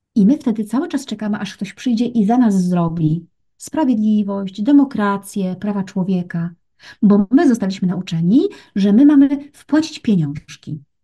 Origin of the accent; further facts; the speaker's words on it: Gorzów Wielkopolski, Lubusz Voivodeship, Poland; Ja pochodzę, wiesz co, z Gorzowa Wielkopolskiego